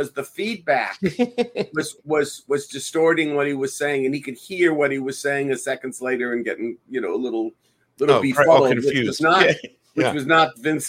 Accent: Los Angeles, California, United States; We're from Los Angeles

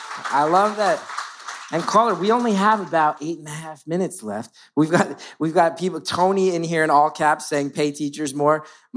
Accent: Ireland; I'm Irish, like Banshee.

